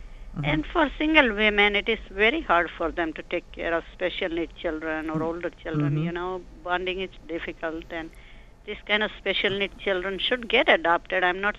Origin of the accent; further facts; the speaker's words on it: India; moved away; I'm Indian myself